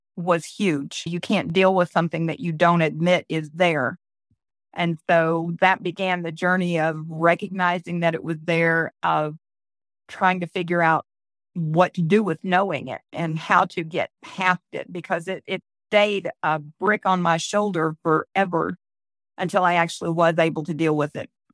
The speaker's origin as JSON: {"language": "English", "region": "Florida", "country": "United States", "tie": "born or raised there", "also_born_or_lived": "Leesburg, Florida", "moved": "as an adult", "lives_now": "Tennessee, United States", "said": "I was born and raised in Florida. I was born in Leesburg and then raised all over the rest of the state"}